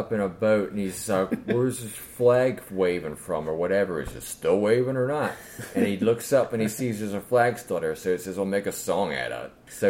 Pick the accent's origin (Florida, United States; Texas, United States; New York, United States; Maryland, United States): Maryland, United States; I grew up in Maryland